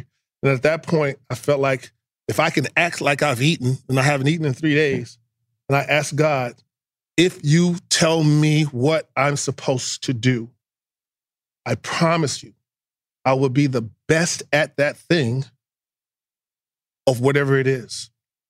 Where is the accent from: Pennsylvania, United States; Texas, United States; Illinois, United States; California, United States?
Texas, United States; Houston; moved away; being a Texan